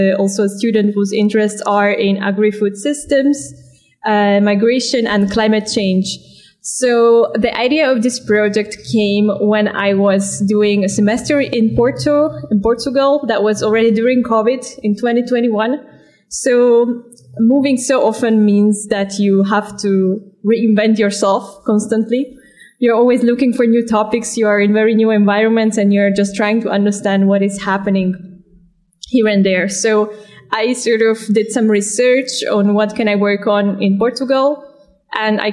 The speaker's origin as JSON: {"language": "English", "country": "Slovakia", "moved": "yes", "lives_now": "Ostend, Belgium", "said": "I'm originally from Slovakia, but I feel at home on the move."}